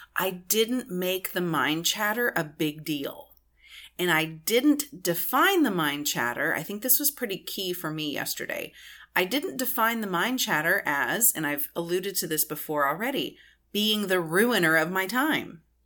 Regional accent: Texas, United States; I'm from Texas.

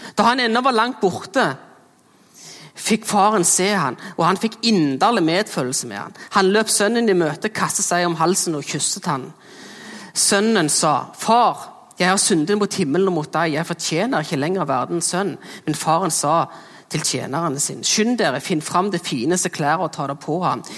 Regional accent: Jæren, Rogaland, Norway; accent: Jæren dialect; Her kommer vi jo fra Jæren, det er derfor det er en flotte dialekten min. Eh, og der er jeg jo en ekte bygdegutt

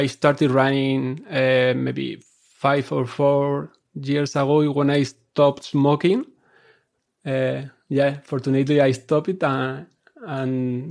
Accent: Alicante, Valencian Community, Spain; English is a second language; moved away as an adult; now in Madrid, Spain; I'm from Alicante in the east of Spain

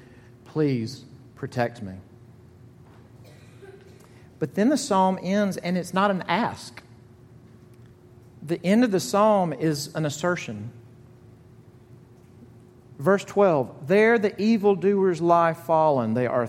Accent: Jackson, Mississippi, United States; moved away; I'm from Jackson, Mississippi. Not a lot of snows. There's not a ton of them here, but there's less in Jackson, Mississippi

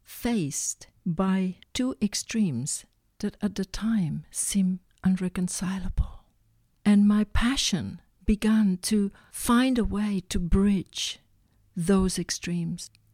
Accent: Barcelona, Catalonia, Spain; I was born in Barcelona from a mother that was extremely spiritual

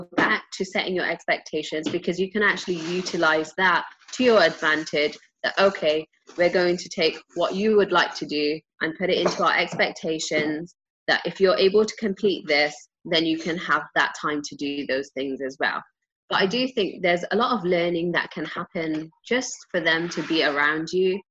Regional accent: England, United Kingdom; moved away; I grew up in England

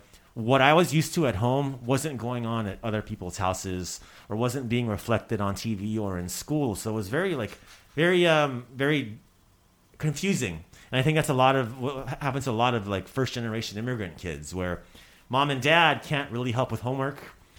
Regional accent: United States; I was born in the States, so I personally, I'll be very honest, I feel more American than I do Croatian because I went to American schools, watched American television, raised by American television technically

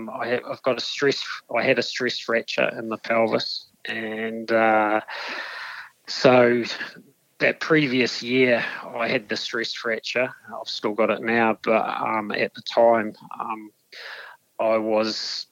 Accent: Dunedin, Otago, New Zealand; born and bred in Dunedin

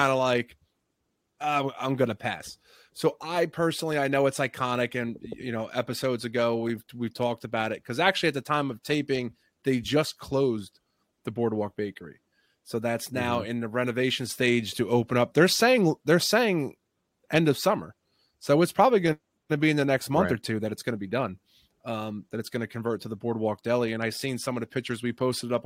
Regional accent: New Jersey, United States; we're from Jersey. So, I spend my summers down in Jersey Shore

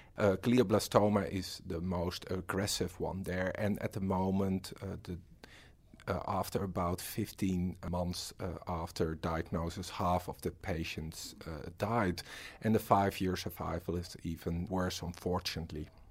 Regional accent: Netherlands; moved away as an adult; now in Australia; I'm from the Netherlands and I'm a research fellow

